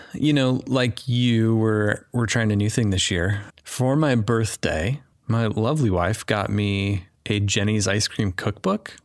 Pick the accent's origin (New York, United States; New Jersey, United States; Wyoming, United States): Wyoming, United States; I grew up in Wyoming, and one of our traditions was fried oysters on Christmas morning in Wyoming